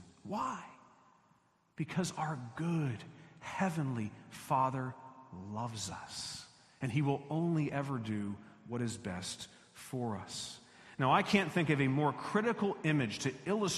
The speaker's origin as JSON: {"language": "English", "region": "Florida", "country": "United States", "tie": "born or raised there", "moved": "yes", "said": "I grew up in Florida, lived there 40 years"}